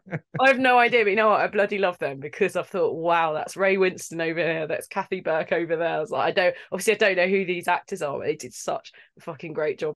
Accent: London, United Kingdom; I'm from London. I trained, and they try and kick that accent out of you, right? So my accent isn't quite, yeah.

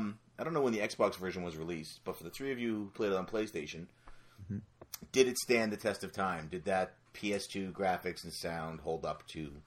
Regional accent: Canada

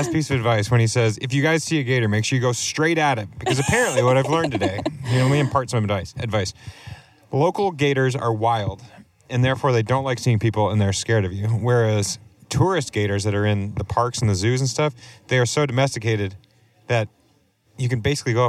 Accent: New England, United States; So as a New Englander, I went north.

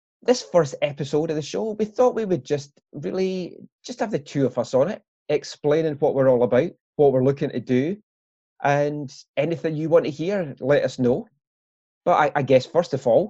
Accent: Glenrothes, Scotland, United Kingdom; I grew up in Glenrothes

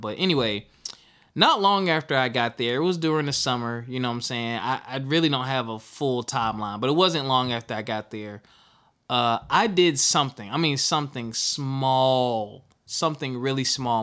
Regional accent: Philadelphia, Pennsylvania, United States; accent: Philly accent, Southern accent; also born or lived in Spartanburg, South Carolina; I grew up in South Carolina slash Philadelphia, was kindergarten to sixth grade. I was in Spartanburg, South Carolina, uh, seventh grade through 12th grade or finished, finishing high school. I was in Philadelphia, Pennsylvania

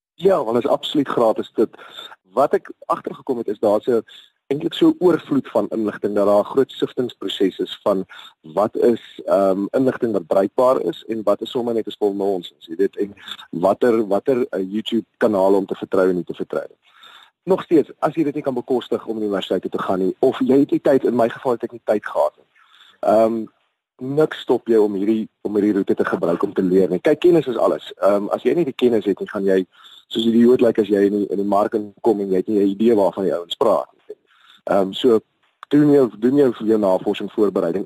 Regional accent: South Africa; ek is 'n Suid-Afrikaner, boosie na die bosveld uit.

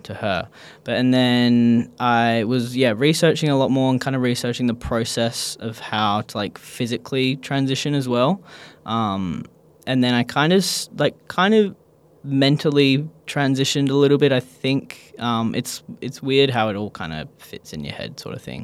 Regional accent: Perth, Western Australia, Australia; I grew up in Perth, Australia

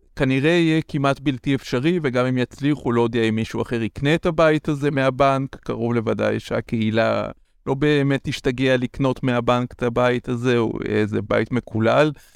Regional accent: Israel; moved away; אני במקור מקיבוץ

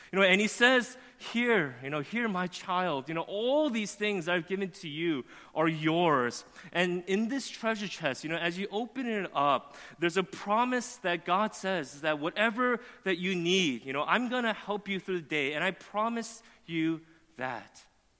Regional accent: Flushing, New York, United States; born there; I wasn't born in New Jersey. I was born in Flushing

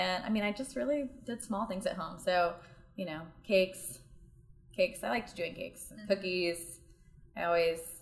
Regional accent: northeast Georgia, United States; moved away as an adult; also born or lived in Charlotte, North Carolina / Nashville / India; now in Chattanooga, United States; my hometown, which is northeast Georgia.

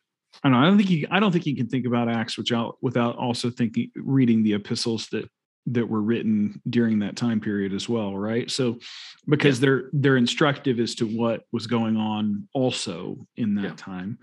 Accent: United States; moved away as an adult; also born or lived in Sweden; I am, you know, American. I grew up in the States

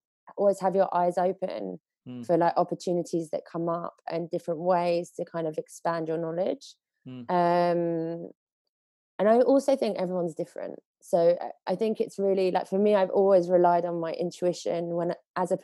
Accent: England, United Kingdom; moved away as an adult; also born or lived in Spain; as an English person

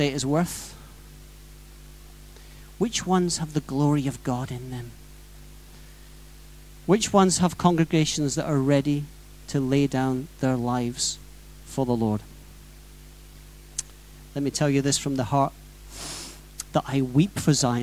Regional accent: near the site of the Welsh Revival, Wales, United Kingdom; something that happened reasonably close to my hometown. The Welsh Revival, 1904

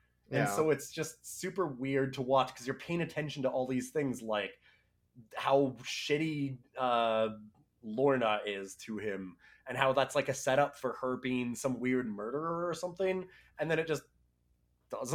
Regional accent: Canada; I'm Canadian.

